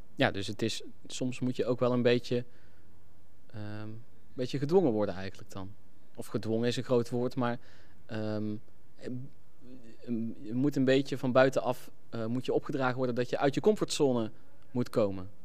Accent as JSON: {"language": "Dutch", "region": "North Brabant", "country": "Netherlands", "also_born_or_lived": "Nijmegen / Groningen", "moved": "yes", "said": "ik kom ook uit Brabant"}